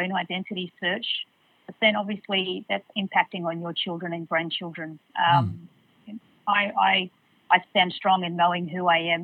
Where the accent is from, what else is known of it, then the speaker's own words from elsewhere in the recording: Port Hedland, Western Australia, Australia; What I loved about Port Hedland back in the 80s and 90s is it had a very strong community feel